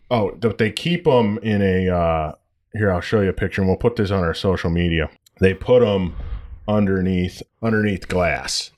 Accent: United States; moved away; also born or lived in Detroit, Michigan / Toledo, Ohio; I'm from Detroit and Toledo both

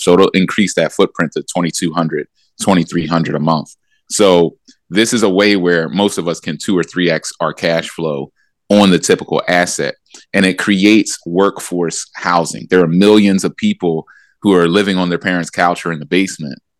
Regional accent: Philadelphia, Pennsylvania, United States; So I grew up in Philadelphia in that Allen Iverson era.

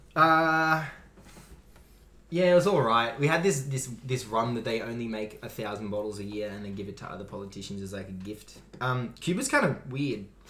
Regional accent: Australia

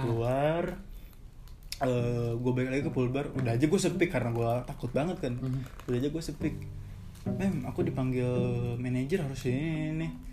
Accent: West Java, Indonesia; gue sebagai orang Sunda iya, asli ya

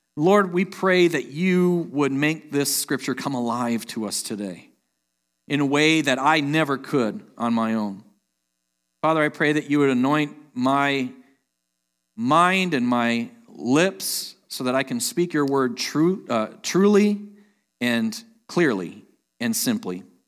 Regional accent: Sheboygan, Wisconsin, United States; moved away as an adult; also born or lived in Terre Haute, Indiana; I grew up in Sheboygan, Wisconsin

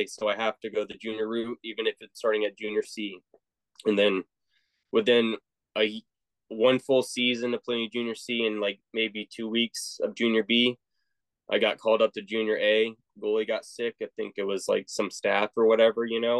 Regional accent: Virginia Beach, Virginia, United States; That was my hometown, Virginia Beach, Chesapeake area

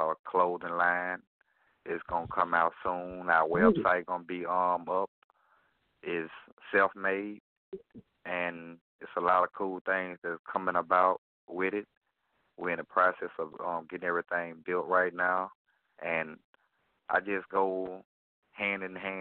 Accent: Gloster, Mississippi, United States; now in Baton Rouge, United States; I was born in Gloucester, Mississippi, and where I reside in Baton Rouge, Louisiana right now. But I'm originally from Gloucester, Mississippi

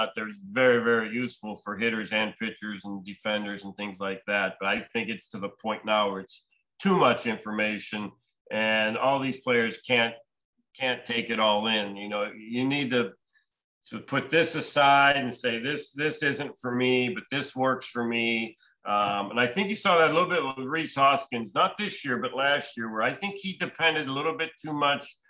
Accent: Pittsburgh, Pennsylvania, United States; I grew up in the Pittsburgh area, so obviously I grew up a Pirates fan growing up

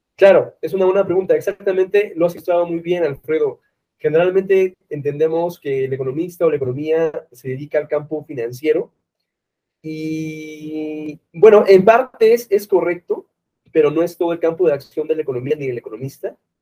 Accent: Peru; now in Mexico City, Mexico; Vivo acá en México, pero eh, soy de Perú

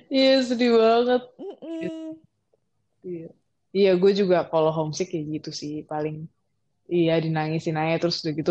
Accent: Bandung, West Java, Indonesia; now in Malaysia; betulnya kan gue asal Bandung ya.

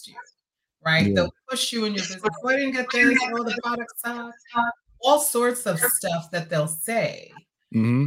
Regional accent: New York City, New York, United States; now in Florida, United States; we went to New York, which is really my hometown, right? New York City

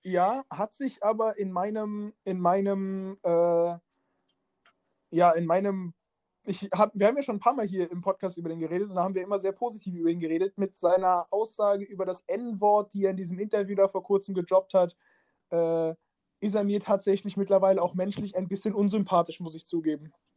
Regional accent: Schweich, Rhineland-Palatinate, Germany; in meiner Heimatstadt

